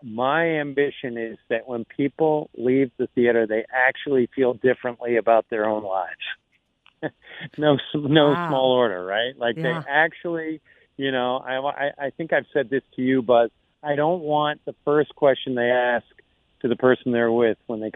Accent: Boston, Massachusetts, United States; I'm from Boston

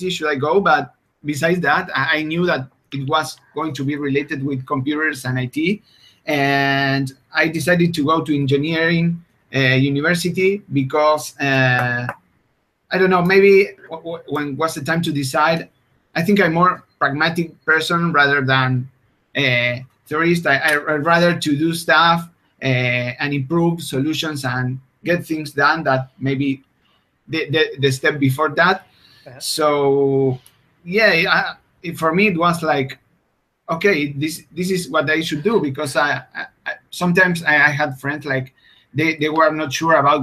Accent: Argentina; English is a second language; I'm from Argentina, which is a country far away from everything.

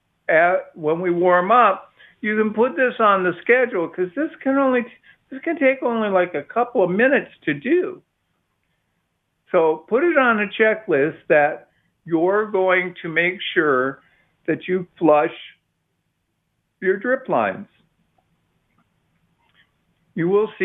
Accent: Midwest, United States; now in Austin, United States; when I was a kid, I grew up in the Midwest

